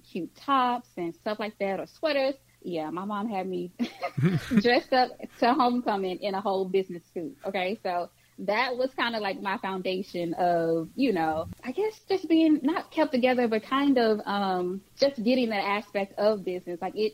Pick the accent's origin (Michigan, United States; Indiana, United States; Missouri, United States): Missouri, United States; St. Louis; moved away as an adult; now in Texas, United States; Born and raised in St. Louis